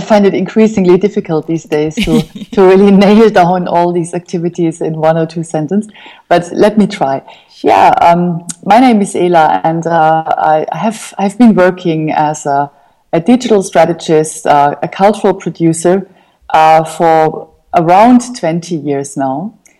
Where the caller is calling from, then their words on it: Berlin, Germany; I'm calling from Berlin, from Kreuzberg.